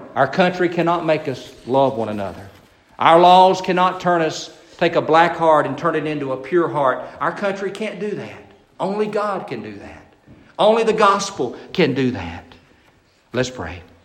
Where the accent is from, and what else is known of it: United States